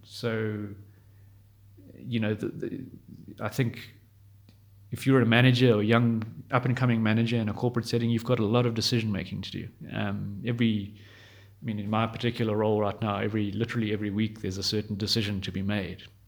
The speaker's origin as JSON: {"language": "English", "town": "Johannesburg", "region": "Gauteng", "country": "South Africa", "said": "from Johannesburg, South Africa"}